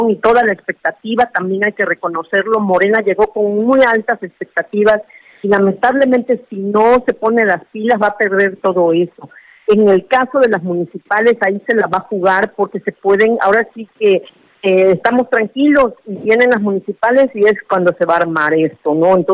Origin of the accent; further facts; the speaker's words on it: Veracruz, Mexico; como buena veracruzana que es, que somos